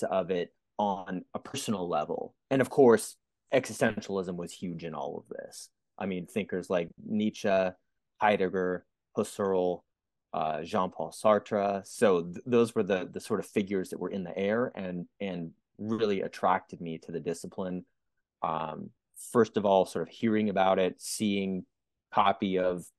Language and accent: English; San Francisco Bay Area, California, United States; I grew up in the San Francisco Bay Area in the late 80s, 1990s